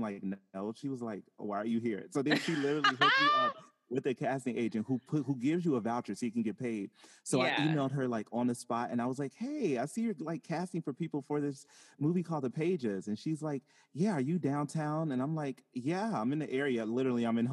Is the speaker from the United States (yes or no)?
yes; Chicago, Illinois, United States; I'm a singer from Chicago, Illinois